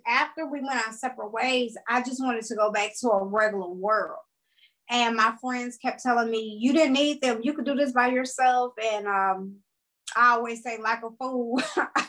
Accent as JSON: {"language": "English", "town": "Opelousas", "region": "Louisiana", "country": "United States", "tie": "born or raised there", "said": "I am from Opelousas, Louisiana, which is the country. And if people don't know where Opelousas is, I'm pretty sure they've heard of Lafayette, Louisiana. I'm like 30 minutes from there. Born and raised."}